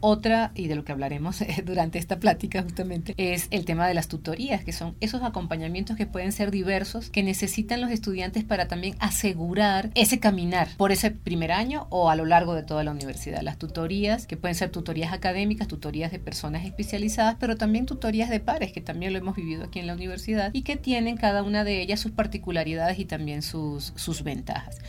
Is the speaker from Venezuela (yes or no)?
yes; Venezuela; soy venezolana